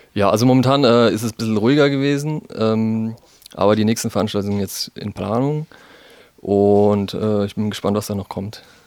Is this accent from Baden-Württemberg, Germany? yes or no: yes; Heidelberg, Baden-Württemberg, Germany; bei uns in Heidelberg